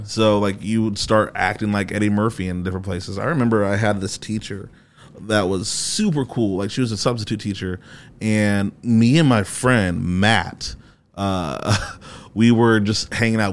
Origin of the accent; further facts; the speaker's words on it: Haiti; also born or lived in Fort Wayne, Indiana / Columbia City, Indiana; now in Indianapolis, United States; I'm Haitian.